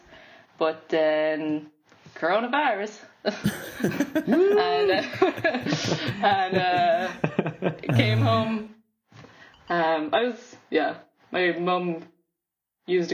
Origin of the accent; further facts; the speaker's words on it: Cork, Munster, Ireland; also born or lived in Limerick / London; Grew up in Cork, then did BA in fashion, Limerick School of Art and Design